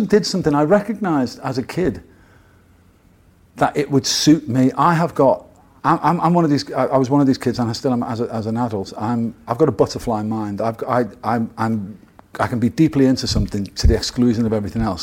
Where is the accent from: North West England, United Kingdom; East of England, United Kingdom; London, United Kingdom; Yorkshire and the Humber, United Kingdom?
North West England, United Kingdom; Liverpool; Liverpool in the 60s, when I was growing up, 60s and 70s, was like the cultural